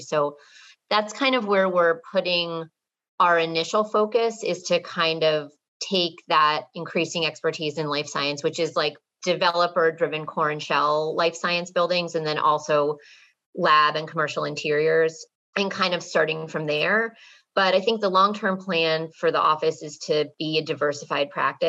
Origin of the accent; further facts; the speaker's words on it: Watertown, Massachusetts, United States; So I grew up and live in Watertown, Massachusetts, which is like a first ring suburb outside of Boston.